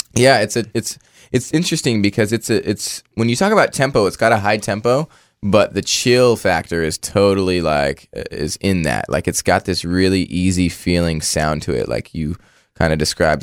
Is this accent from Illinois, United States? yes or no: no; Orangevale, California, United States; I grew up in a town called Orangeville, and, uh, it's outside of Sacramento